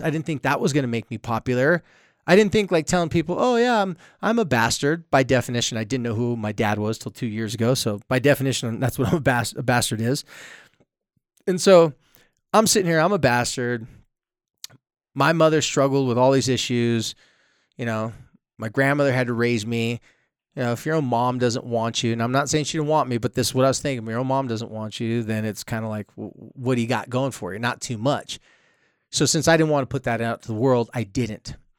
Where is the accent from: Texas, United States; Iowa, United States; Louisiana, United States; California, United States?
California, United States; San Diego; moved away as an adult; now in Utah, United States; I'm from San Diego